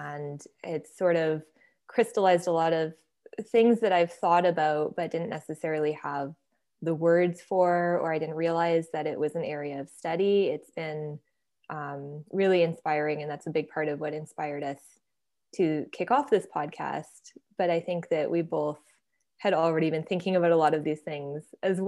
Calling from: Nanaimo, British Columbia, Canada; I am calling in from Tsunamo territory, which would otherwise be known as Nanaimo

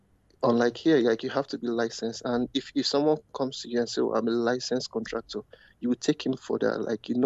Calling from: Canada

